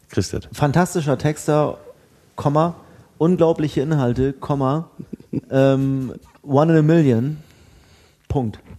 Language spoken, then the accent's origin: German; Bremen, Germany; ich bin ja Bremer.